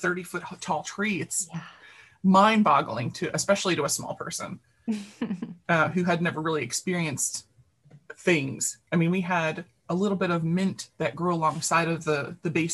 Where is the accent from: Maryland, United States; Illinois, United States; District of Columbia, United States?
Maryland, United States; Baltimore; I grew up in the North Baltimore, very concrete part of the city.